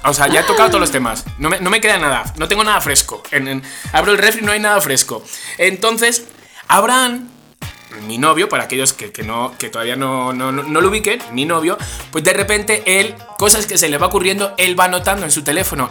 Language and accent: Spanish; Spain; como español que soy